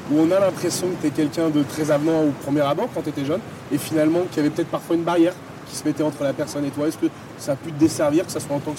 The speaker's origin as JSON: {"language": "French", "town": "Saint-Étienne", "region": "Auvergne-Rhône-Alpes", "country": "France", "said": "je suis un peu plus stéphanois."}